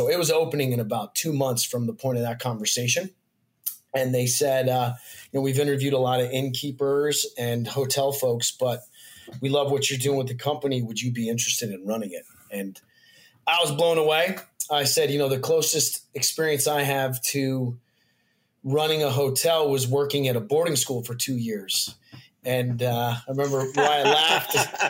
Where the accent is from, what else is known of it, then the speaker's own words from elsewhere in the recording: Colorado, United States; moved away as an adult; also born or lived in Annapolis; now in Delaware, United States; So I actually, I grew up in Colorado